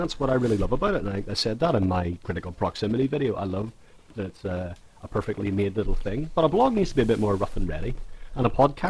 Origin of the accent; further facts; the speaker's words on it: Ireland; accent: Irish; I forgot to de-Irish. I've done this whole podcast in my normal voice